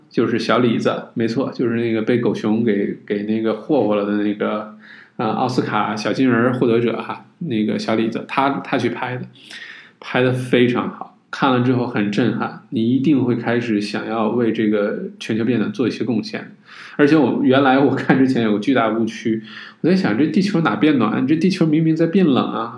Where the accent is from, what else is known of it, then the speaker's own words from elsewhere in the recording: China; 就是说我们中国人不是说这个近朱者赤，近墨者黑，对吧？